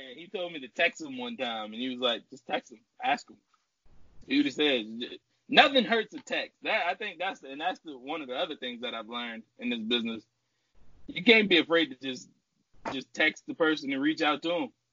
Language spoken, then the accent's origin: English; New Orleans, Louisiana, United States; moved away as an adult; now in Texas, United States; I'm from New Orleans, Louisiana. I started in New Orleans.